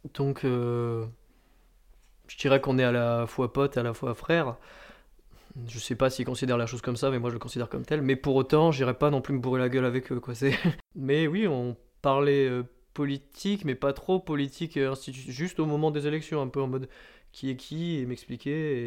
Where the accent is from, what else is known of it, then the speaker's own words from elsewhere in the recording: Landes, Nouvelle-Aquitaine, France; also born or lived in Suresnes; je suis né à Suresnes, donc c'est vers Nanterre, mais j'y suis resté euh, un an et demi environ pour déménager euh, dans les Landes quand j'étais petit